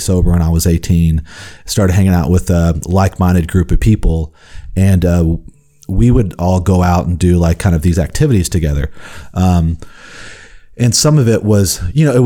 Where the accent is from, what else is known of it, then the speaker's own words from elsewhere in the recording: Houston, Texas, United States; I grew up in Houston